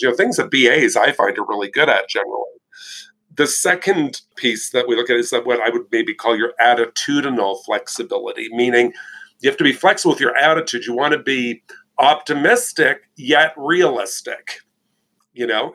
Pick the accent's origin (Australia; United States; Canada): Canada; And I'm Canadian